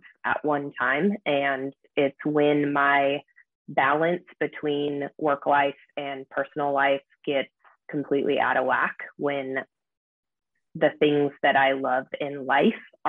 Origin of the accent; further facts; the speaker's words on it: Issaquah, Washington, United States; moved away as an adult; also born or lived in Seattle, Washington; now in Bellingham, United States; who is now my husband, I grew up with in Issaquah